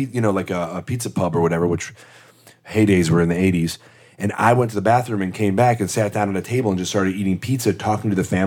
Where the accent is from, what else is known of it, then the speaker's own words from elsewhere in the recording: Midwest, United States; I mean, I really loved growing up in the Midwest because I think we had great schools